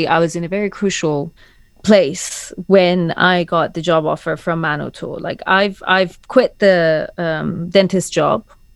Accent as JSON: {"language": "English", "town": "Tehran", "region": "Tehran Province", "country": "Iran", "tie": "born or raised there", "moved": "as an adult", "lives_now": "London, United Kingdom", "said": "I've lived in London longer than I have lived in Tehran."}